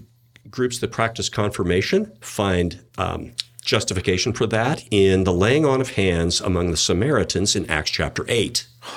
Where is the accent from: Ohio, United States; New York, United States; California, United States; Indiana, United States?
Indiana, United States; Indianapolis; moved away; I grew up as a Midwestern Christian church guy. I'm from the Indianapolis area originally.